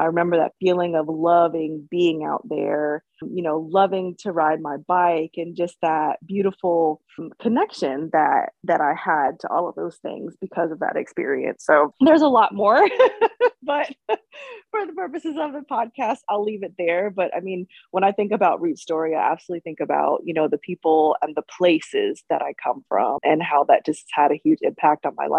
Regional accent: Germany; military family, growing up in another country, being biracial. My mother is German and my dad is Black, growing up in Germany.

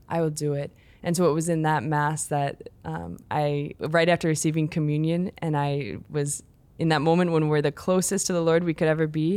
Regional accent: Chicago, Illinois, United States; I grew up in the Chicago area, in the suburbs there

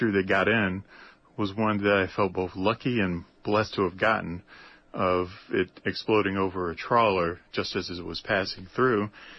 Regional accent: Richmond, Virginia, United States; moved away as an adult; also born or lived in Washington, D.C. / Fargo, North Dakota / Minneapolis-St. Paul, Minnesota; now in Wrangell, United States; I'm originally from Central Virginia, born in Richmond.

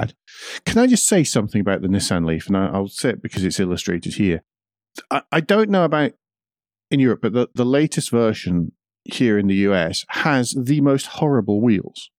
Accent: Scotland, United Kingdom; I'm Scottish.

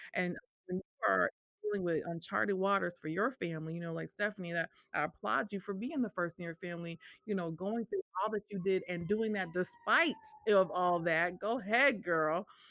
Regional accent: Northampton, Massachusetts, United States; moved away as an adult; now in Memphis, United States; I am originally from Northampton, Massachusetts, and I moved to Memphis, Tennessee, uh, 15 years ago

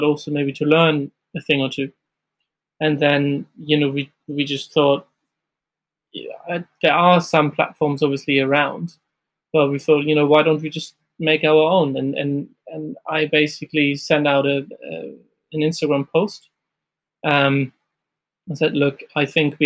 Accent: Hamburg, Germany; moved away as an adult; now in London, United Kingdom; I'm originally from Germany, from Hamburg, and I've started there my career

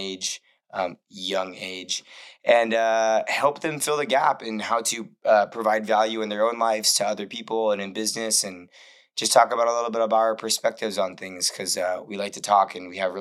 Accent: Port Hueneme, California, United States; I'm from Port Hueneme, but Port Hueneme is a really small town that everyone thinks is Oxnard. It's like a small little Navy town in Southern California.

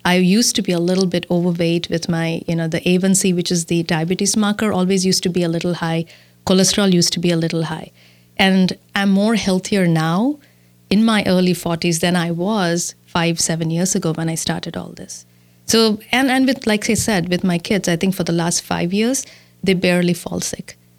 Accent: India; moved away as an adult; now in Milwaukee, United States; I was born and raised in India and I came to the U S in two thousand and four

